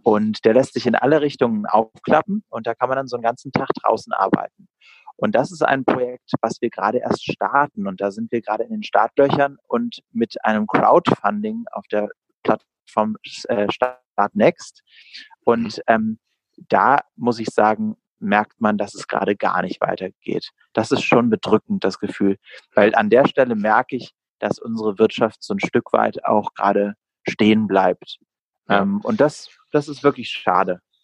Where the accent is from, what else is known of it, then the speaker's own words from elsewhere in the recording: Berlin, Germany; bin auch tatsächlich in Berlin geboren. Also meine Stadt liegt mir sehr am Herzen.